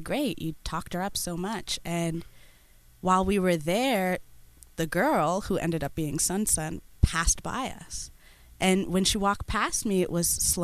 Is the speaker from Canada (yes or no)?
yes; Toronto, Ontario, Canada; also born or lived in Kenya; I am originally Ethiopian and Eritrean, but grown up in Toronto all my life